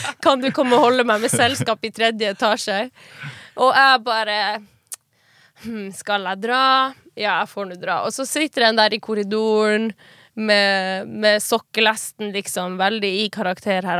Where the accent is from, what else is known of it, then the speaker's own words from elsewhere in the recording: Finnmark, Norway; moved away as an adult; also born or lived in Kautokeino / Tana; der jeg kommer fra, i Finnmark og de småbygdene i Finnmark